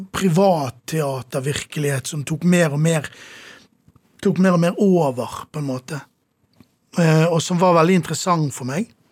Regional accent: Sotra, Vestland, Norway; also born or lived in Bergen; now in Oslo, Norway; Da kjøpte mine foreldre hus, bygget hus, på den ganske store øyen

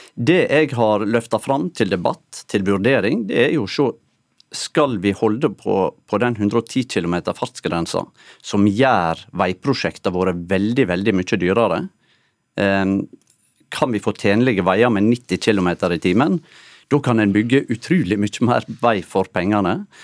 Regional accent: Norway; du hører på dialekten min at jeg er oppvoksen tett opp mot sunnmørsgrensa

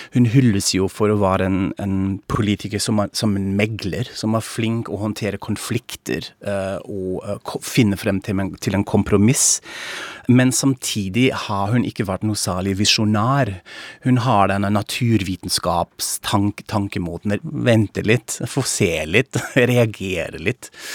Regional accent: Frankfurt am Main, Hesse, Germany; Norwegian is a second language; now in Norway; jeg er tysk, fra Frankfurt am Main

